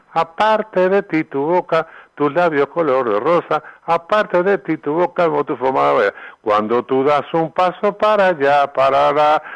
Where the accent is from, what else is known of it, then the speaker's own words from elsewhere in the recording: Uruguay; moved away as an adult; also born or lived in Argentina / Mexico; yo vine a Uruguay cantidad de veces, estuve 23 años afuera